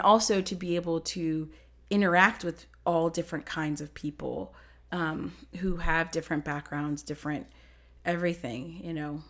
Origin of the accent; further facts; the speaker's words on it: Ohio, United States; moved away; also born or lived in New Jersey; I grew up in Ohio, and then we moved to New Jersey